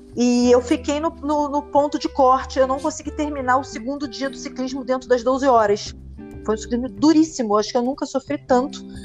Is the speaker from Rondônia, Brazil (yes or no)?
no; Rio de Janeiro, Brazil; eu sou, sou brasileira, sempre morei no Rio de Janeiro